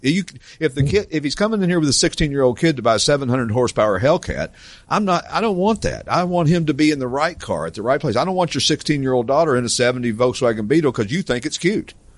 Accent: East Tennessee, United States; also born or lived in Branson, Missouri; now in Morgantown, Pennsylvania, United States; I grew up in East Tennessee

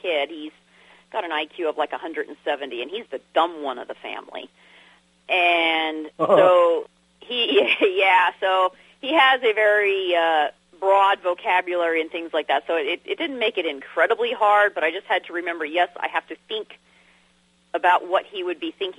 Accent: San Diego, California, United States; moved away as an adult; also born or lived in Arkansas; now in Kentucky, United States; I was born in San Diego, California

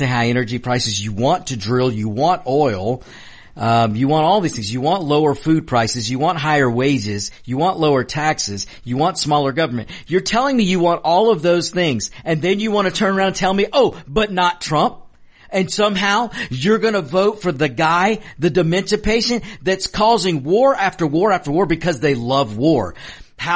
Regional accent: United States; I am just an American with a really neat background because I got to grow up watching the American dream being achieved by my father who came to this country

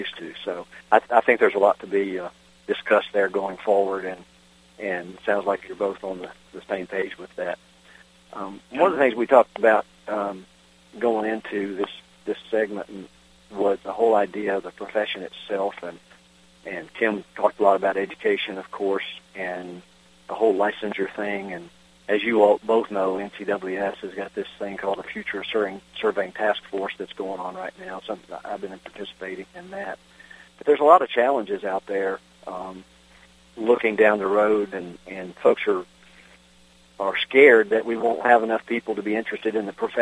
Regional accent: Virginia, United States; my home state of Virginia

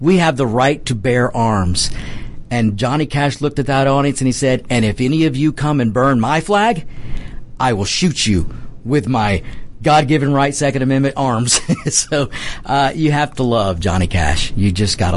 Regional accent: United States; I'm an American

